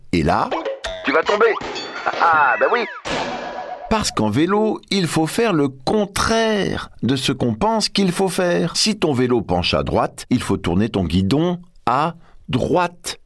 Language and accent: French; France; On revient chez nous en France